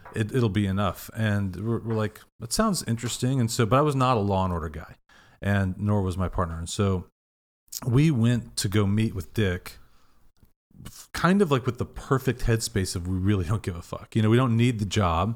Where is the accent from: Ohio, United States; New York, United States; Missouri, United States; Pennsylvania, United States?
Missouri, United States; Kansas City; moved away; also born or lived in Madison, Wisconsin / Deerfield, Illinois / Texas; grew up in Kansas City.